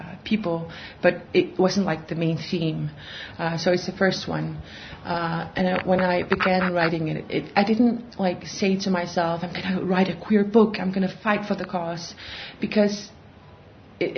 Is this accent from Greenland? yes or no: yes; Greenland; I'm a writer from Greenland